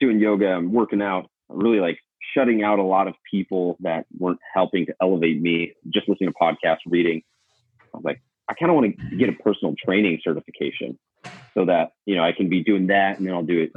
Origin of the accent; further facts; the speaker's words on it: Seattle, Washington, United States; moved away as an adult; I'm back home with my family. I grew up in Seattle.